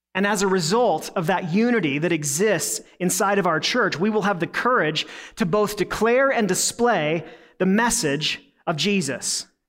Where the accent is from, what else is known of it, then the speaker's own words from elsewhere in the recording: United States; being an American